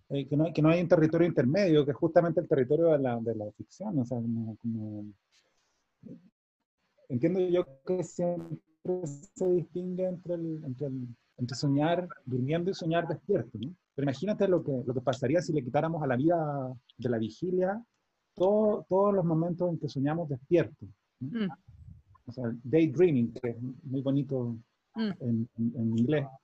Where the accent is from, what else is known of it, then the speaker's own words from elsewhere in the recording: Chile; moved away; yo lo veo como un chileno viviendo fuera, para informarme sobre Chile